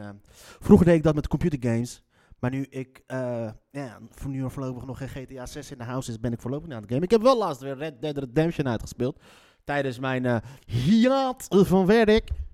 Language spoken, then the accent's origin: Dutch; Leiden, South Holland, Netherlands; accent: Leids; mijn Leidse accent